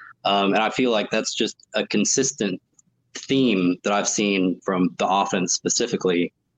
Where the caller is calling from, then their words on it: Houston, Texas, United States; I'm calling in from Houston.